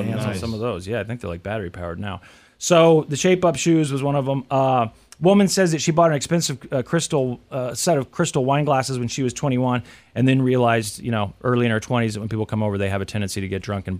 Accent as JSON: {"language": "English", "country": "United States", "tie": "born or raised there", "said": "growing up in America"}